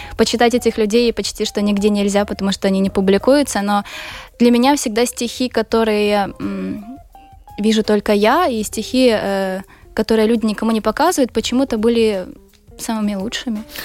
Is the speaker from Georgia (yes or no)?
no; Ukraine; я из Украины